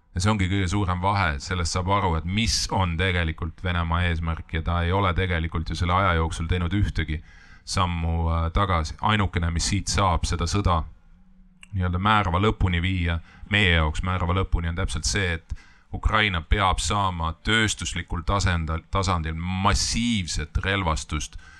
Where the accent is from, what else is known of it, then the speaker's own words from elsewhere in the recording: Estonia; me oleme eestlased ja me võitleme oma kodumaa eest